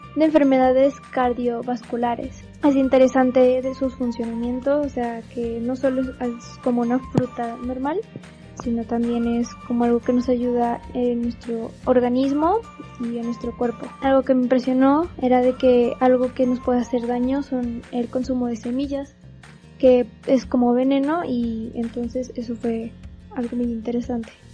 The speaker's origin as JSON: {"language": "Spanish", "region": "Zacatecas", "country": "Mexico", "said": "soy de Zacatecas, México."}